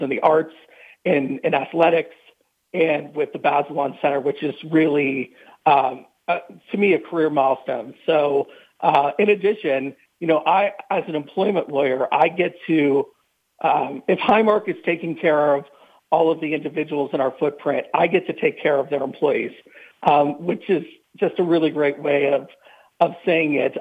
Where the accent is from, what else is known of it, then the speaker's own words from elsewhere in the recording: New Castle, Pennsylvania, United States; I grew up in Newcastle, Pennsylvania, about an hour north of Pittsburgh